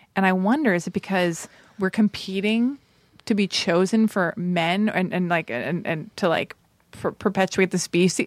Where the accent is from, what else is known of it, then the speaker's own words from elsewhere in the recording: Los Angeles, California, United States; I was born and raised in Hollywood